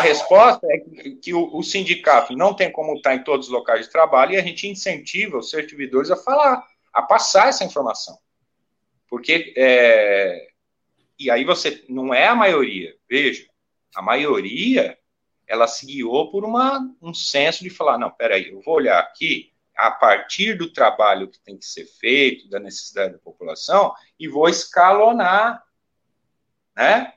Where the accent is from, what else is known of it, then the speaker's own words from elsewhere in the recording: Brazil; nós produzimos enquanto brasileiros